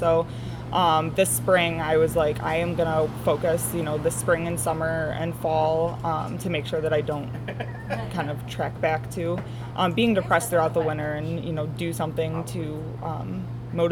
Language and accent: English; Strongsville, Ohio, United States; also born or lived in Pittsburgh, Pennsylvania / Brunswick, Ohio / Buffalo, New York; I grew up in Strongsville